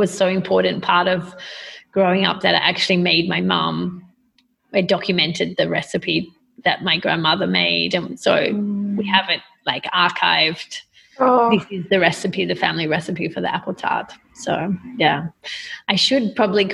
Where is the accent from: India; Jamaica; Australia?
Australia; moved away; I grew up, you know, with an identity of myself as being Australian.